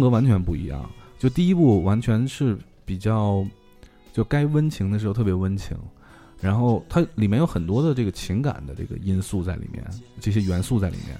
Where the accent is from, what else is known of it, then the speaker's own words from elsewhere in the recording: China; 我们中国人民